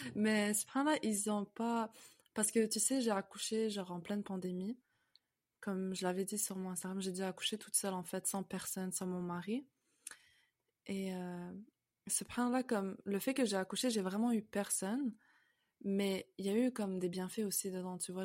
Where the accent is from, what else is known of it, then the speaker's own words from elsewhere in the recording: Canada; also born or lived in France; je suis née en France, mais on a on a emménagé au Canada, on a déménagé au Canada. J'avais environ 5 ans, donc euh, j'ai quasiment fait ma vie ici en fait au Canada